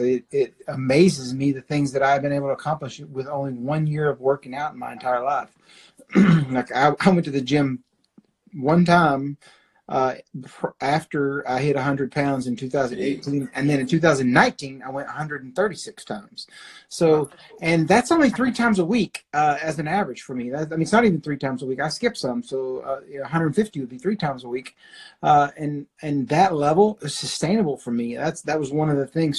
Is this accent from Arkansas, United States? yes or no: yes; Arkansas, United States; now in Oklahoma City, United States; I grew up in Arkansas